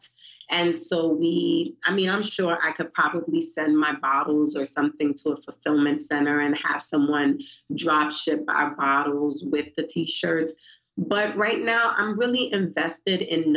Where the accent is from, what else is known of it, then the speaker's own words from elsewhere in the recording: New York City, New York, United States; now in Baltimore, United States; I'm from Brooklyn, New York.